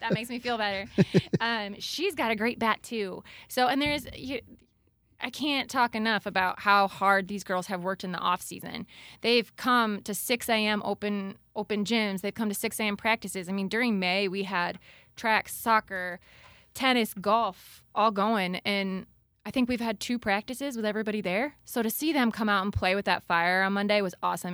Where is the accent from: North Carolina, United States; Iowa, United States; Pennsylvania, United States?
Iowa, United States; Wellsburg; moved away as an adult; also born or lived in Waterloo, Iowa; now in Dike, United States; I am originally from Wellsburg